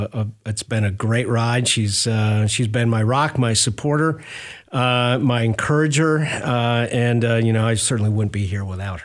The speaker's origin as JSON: {"language": "English", "town": "Rochester", "region": "Minnesota", "country": "United States", "tie": "born or raised there", "also_born_or_lived": "Milwaukee, Wisconsin / Binghamton, New York / Cedar Falls, Iowa", "moved": "as an adult", "lives_now": "Clarksville, United States", "said": "I grew up in Minnesota. So I grew up in Rochester."}